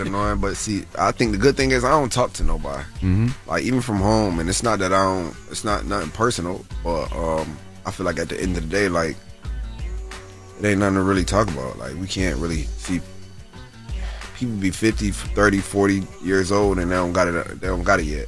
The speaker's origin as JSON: {"language": "English", "town": "Syracuse", "region": "New York", "country": "United States", "tie": "born or raised there", "said": "my hometown, hometown, like in Syracuse"}